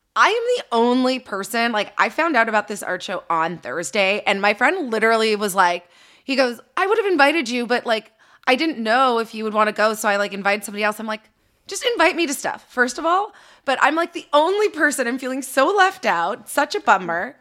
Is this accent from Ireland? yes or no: no; Canada; now in Los Angeles, United States; I'm in L A, I'm a Canadian.